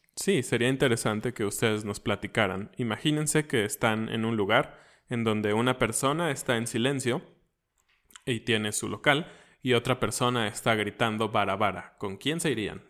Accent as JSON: {"language": "Spanish", "country": "Mexico"}